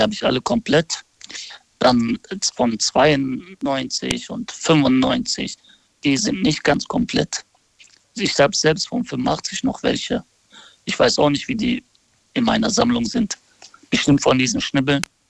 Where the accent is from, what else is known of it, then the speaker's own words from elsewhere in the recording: near Essen, North Rhine-Westphalia, Germany; ich komme aus der Nähe von Essen.